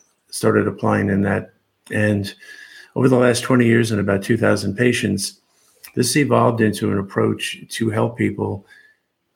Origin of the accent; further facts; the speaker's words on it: New York, United States; moved away as an adult; now in Seattle, United States; I grew up in New York, spent most of my life there till the late 90s